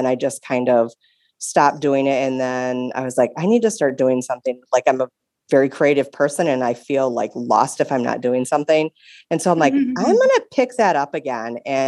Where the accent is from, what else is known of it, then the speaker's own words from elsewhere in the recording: Wisconsin, United States; I am from Wisconsin